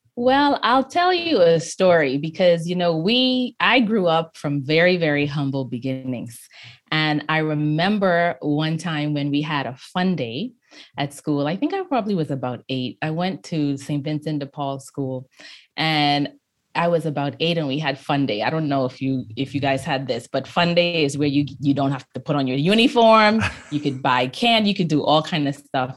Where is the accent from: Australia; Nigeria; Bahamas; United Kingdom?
Bahamas; Freeport, Grand Bahama; I grew up in Freeport, Grand Bahama